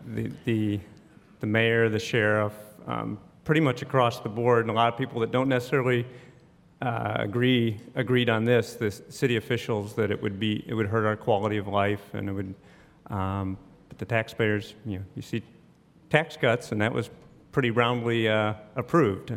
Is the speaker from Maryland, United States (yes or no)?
no; Neenah, Wisconsin, United States; now in Jacksonville, United States; grew up in Wisconsin